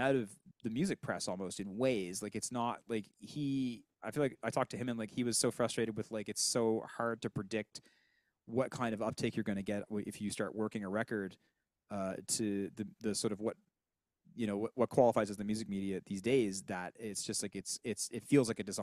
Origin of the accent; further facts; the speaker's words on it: Sydney, Nova Scotia, Canada; I'm from Sydney.